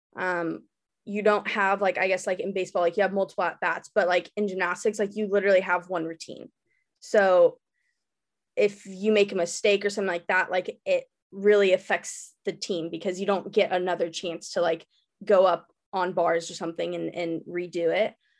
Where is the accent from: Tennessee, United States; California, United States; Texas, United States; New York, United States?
Texas, United States; Dallas; I was born and raised in Dallas